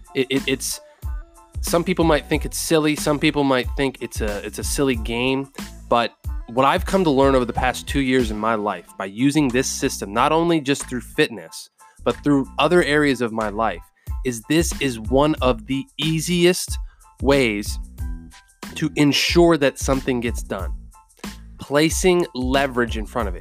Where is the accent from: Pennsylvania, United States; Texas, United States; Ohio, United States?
Pennsylvania, United States; I'm from Pennsylvania